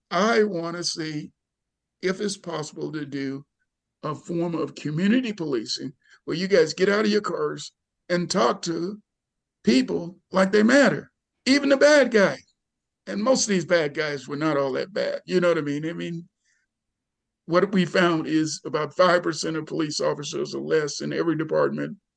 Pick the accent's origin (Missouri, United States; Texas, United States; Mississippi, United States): Mississippi, United States; born or raised there; moved away; also born or lived in Seattle, Washington / Albany, New York